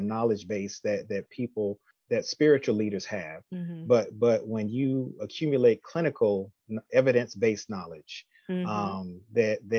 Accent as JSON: {"language": "English", "town": "New York City", "region": "New York", "country": "United States", "tie": "born or raised there", "also_born_or_lived": "Syracuse, New York", "moved": "as an adult", "lives_now": "Austell, Georgia, United States", "said": "I'm originally from Brooklyn, New York"}